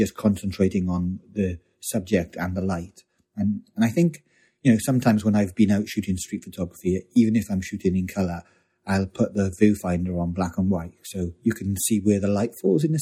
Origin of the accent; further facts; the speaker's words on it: South Wales, United Kingdom; moved away; also born or lived in London; I came from South Wales.